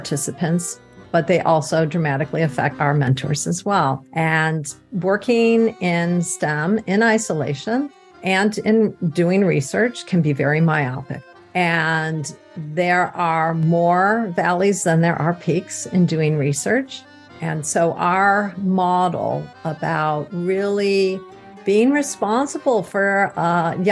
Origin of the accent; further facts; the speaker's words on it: Ann Arbor, Michigan, United States; I grew up in Ann Arbor, Michigan